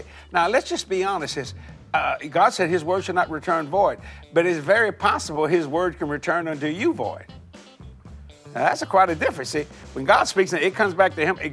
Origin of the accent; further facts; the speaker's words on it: Cajun, Louisiana, United States; I'm a Cajun boy